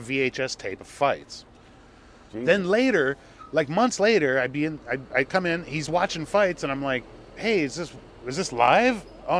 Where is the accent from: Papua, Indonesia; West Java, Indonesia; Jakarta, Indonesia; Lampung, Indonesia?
Jakarta, Indonesia; also born or lived in Hong Kong; I was born in Hong Kong, but I went to high school in Jakarta.